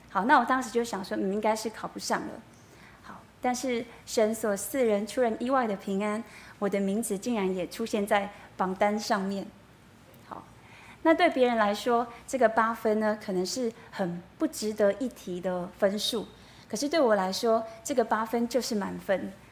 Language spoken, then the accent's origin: Chinese; Yilan, Yilan County, Taiwan; moved away as an adult; now in northern Taiwan; 我大学毕业之后呢，我就回到，呃，宜兰，哦，我是宜兰人，我就回到宜兰找工作